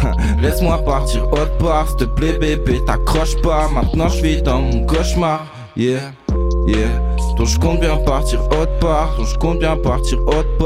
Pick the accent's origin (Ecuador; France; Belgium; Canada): France; Nantes, Pays de la Loire; Nantes 44.